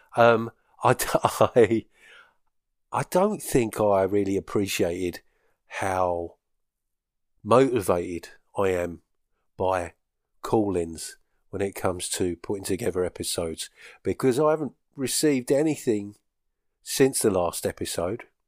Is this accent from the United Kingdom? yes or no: yes; Essex, East of England, United Kingdom; moved away as an adult; now in Scottish Highlands, United Kingdom; I'm from Essex